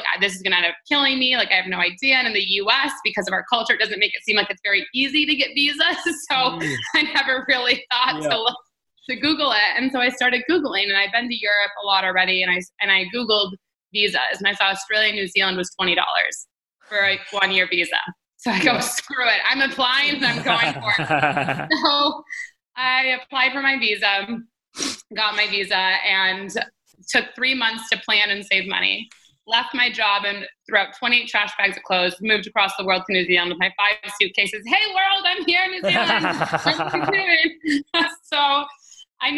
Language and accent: English; Detroit, Michigan, United States; moved away; I'm from Detroit, Michigan, which is in the States.